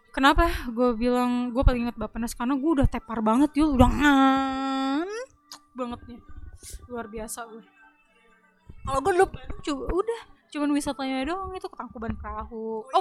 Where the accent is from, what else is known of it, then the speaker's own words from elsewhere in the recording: Jakarta, Indonesia; lima orang sekelas ada lah gue anak Jakarta